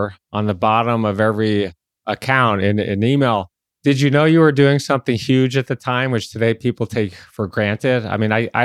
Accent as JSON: {"language": "English", "town": "Detroit", "region": "Michigan", "country": "United States", "tie": "born or raised there", "said": "I grew up in Detroit"}